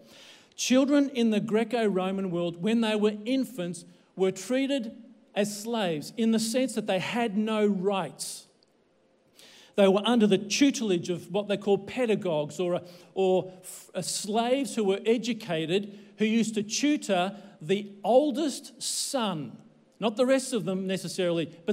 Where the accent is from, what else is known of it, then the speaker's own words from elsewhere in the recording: Australia; I born here in Australia